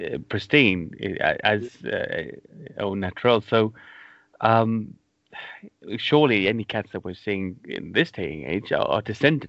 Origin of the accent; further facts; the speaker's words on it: Cardiff, Wales, United Kingdom; my town where I grew up in Wales, in Cardiff